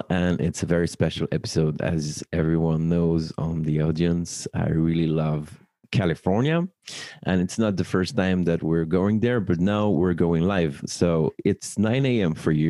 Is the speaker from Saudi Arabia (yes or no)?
no; Paris, Île-de-France, France; born or raised there